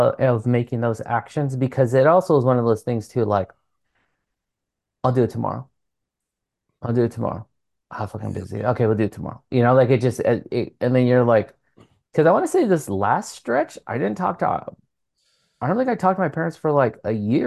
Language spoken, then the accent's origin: English; Santa Barbara, California, United States; now in Long Beach, United States; Santa Barbara, which is like my hometown, like my birth city